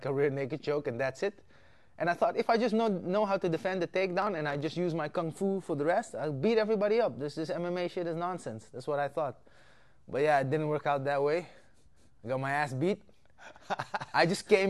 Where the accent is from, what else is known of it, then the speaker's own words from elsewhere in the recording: Amsterdam, North Holland, Netherlands; also born or lived in Suriname; My mom moved here when I was 5, and now I'm here